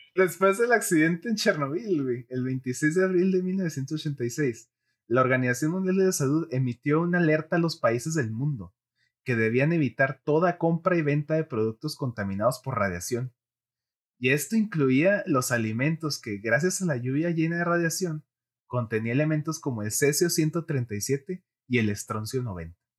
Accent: Mexico; nuestro hermoso país, México

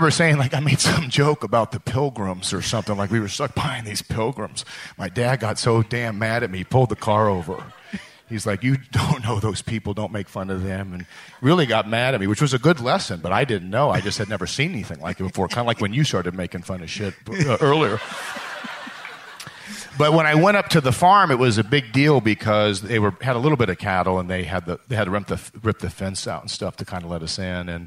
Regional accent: Buffalo Grove, Illinois, United States; also born or lived in Lake Forest; I grew up outside of Chicago in Buffalo Grove and then Lake Forest, two suburbs of the city.

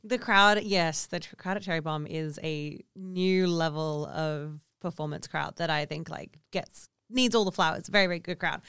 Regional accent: Kalgoorlie, Western Australia, Australia; I also grew up in a remote community, or in my commu-, and we grew up in Kalgoorlie

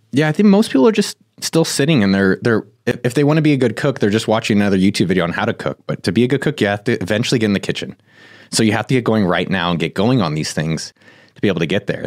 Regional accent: Silicon Valley, California, United States; I come from Silicon Valley.

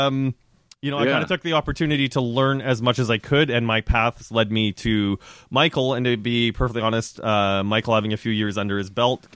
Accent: Canada; moved away as an adult; now in Ontario, Canada; I grew up in Western Canada, just north of North Dakota, so it's. I think a lot of similar industry, a lot of ranch land and farmland up there. And when I moved to Ontario in 2007

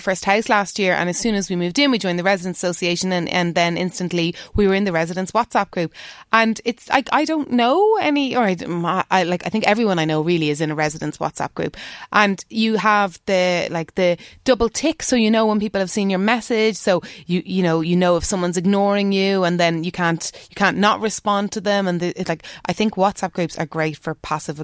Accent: Dublin, Leinster, Ireland; the road I grew up on in Dublin

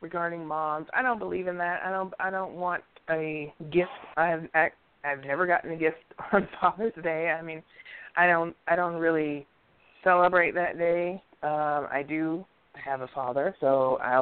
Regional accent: New York, United States; when I was growing up in New York

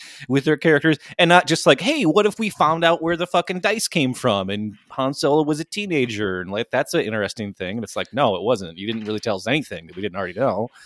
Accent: United States; I'm an American

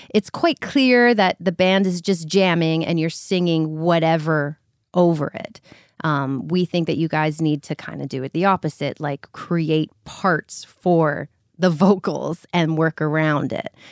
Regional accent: North Vancouver, British Columbia, Canada; I'm from North Vancouver, British Columbia

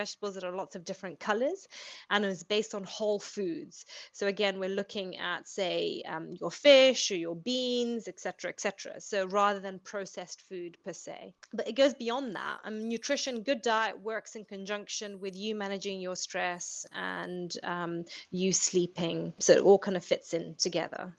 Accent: Zambia; So I am born and bred in Zambia, but I went to an English boarding school.

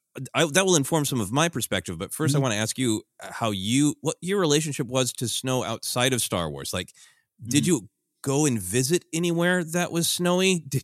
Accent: Minnesota, United States; also born or lived in Portland, Oregon; I grew up in largely in Minnesota, briefly lived in Portland, Oregon.

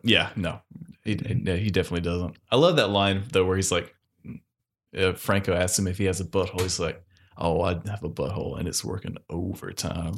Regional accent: North Carolina, United States

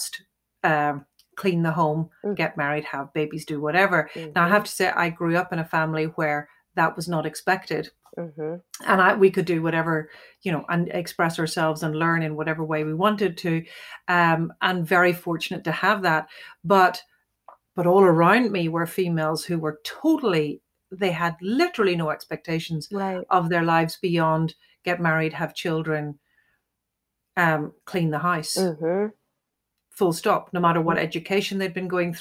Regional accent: Ireland; as an Irish female

